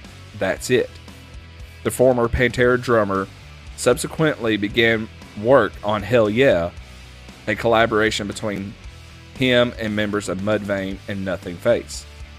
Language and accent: English; the South, United States; And I'm from the South.